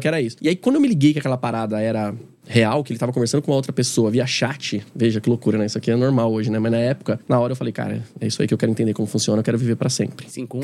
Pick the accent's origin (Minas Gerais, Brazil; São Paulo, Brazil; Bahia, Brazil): São Paulo, Brazil; Carapicuíba; also born or lived in Osasco; Eu sou, sou de Carapicuíba, né? Nasci em Osasco, mas sou de Carapicuíba, sou da periferia de São Paulo